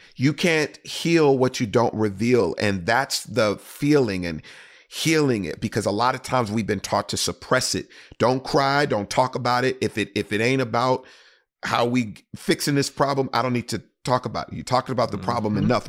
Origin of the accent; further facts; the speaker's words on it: Houston, Texas, United States; in the city of Houston, Texas, my hometown.